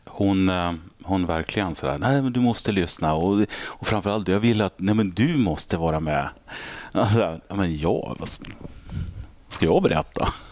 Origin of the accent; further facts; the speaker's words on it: Örnsköldsvik, Västernorrland County, Sweden; moved away; där är jag född och uppvuxen